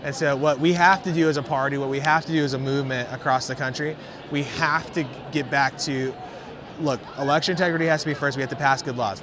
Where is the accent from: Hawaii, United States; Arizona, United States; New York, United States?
Arizona, United States; here at AmericaFest in Arizona, my home state